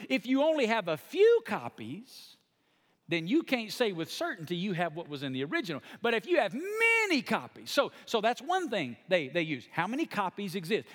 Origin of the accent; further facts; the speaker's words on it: the Bible Belt, United States; I come from small town Bible Belt